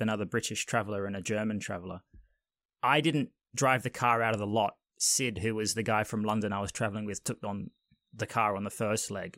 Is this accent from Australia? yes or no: yes; Australia; moved away; I'm originally from Australia